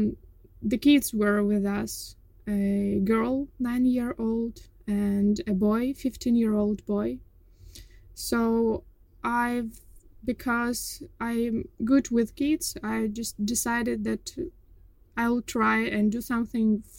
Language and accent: English; Kyiv, Ukraine; moved away as an adult; I was born in Kyiv, and I lived my whole life there